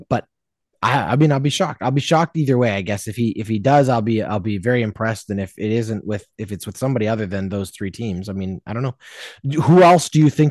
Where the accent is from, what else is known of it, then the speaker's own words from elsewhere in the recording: Canada; a Canadian sports fan